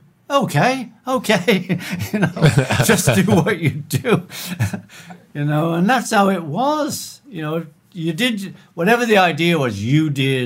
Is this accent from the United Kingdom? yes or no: yes; Liverpool, North West England, United Kingdom; We're from Liverpool